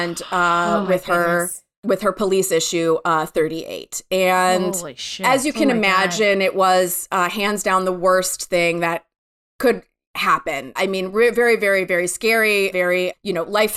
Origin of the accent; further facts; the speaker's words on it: Michigan, United States; moved away; I grew up in Michigan, in a suburb of Michigan in the 70s and 80s